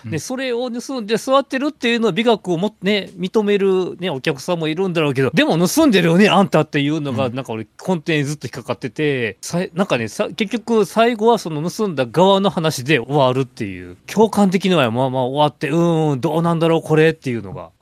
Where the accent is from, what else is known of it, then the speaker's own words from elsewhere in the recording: Awaji Island, Hyogo, Japan; 僕と山口君同じく淡路島出身